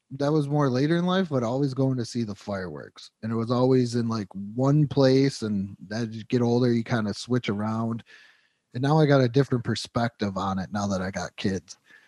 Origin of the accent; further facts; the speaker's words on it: Western New York, United States; moved away; Where, like, I'm from in Western New York, we hate New York City.